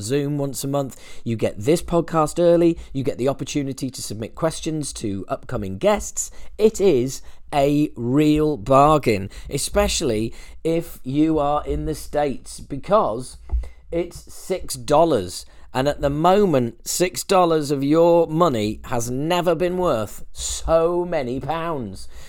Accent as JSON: {"language": "English", "country": "United Kingdom", "said": "as a Brit"}